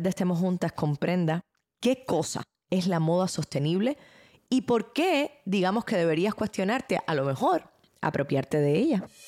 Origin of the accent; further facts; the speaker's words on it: Cuba; now in United States; en mi país, que es un país extremadamente pobre, digamos, Cuba, que es de donde vengo